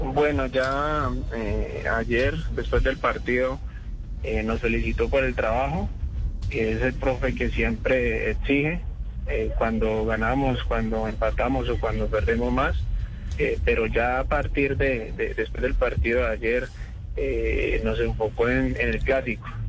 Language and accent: Spanish; Cali, Valle del Cauca, Colombia; also born or lived in Florencia, Caquetá; Nací, nací en Florencia Caquetá y me crié desde los tres años en la ciudad de Cali.